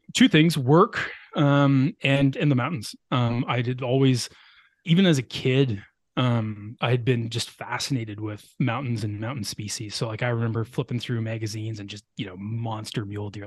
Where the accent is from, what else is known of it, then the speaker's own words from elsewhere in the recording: Ottawa Valley, eastern Ontario, Canada; moved away as an adult; also born or lived in Lower Mainland, British Columbia; now in British Columbia, Canada; I grew up in on a farm in eastern Ontario, about an hour west of Ottawa